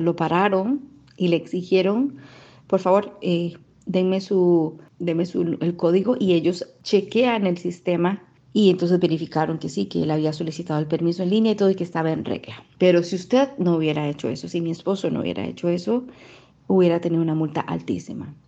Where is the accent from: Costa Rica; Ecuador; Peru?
Costa Rica; moved away as an adult; now in United Arab Emirates; soy costarricense, comunicadora y desde hace más de dos años vivo en Emiratos Árabes Unidos